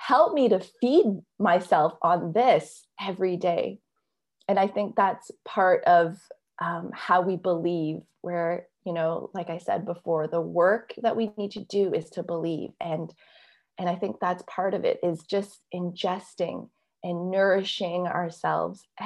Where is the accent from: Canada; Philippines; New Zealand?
Canada; I'm Canadian and yet I do have this Chinese heritage